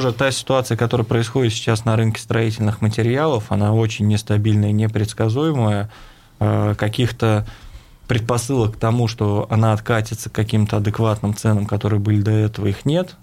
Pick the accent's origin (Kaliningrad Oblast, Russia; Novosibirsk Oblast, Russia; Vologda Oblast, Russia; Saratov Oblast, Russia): Saratov Oblast, Russia; Saratov; moved away as an adult; now in Ufa, Russia; я являюсь уроженцем города Саратова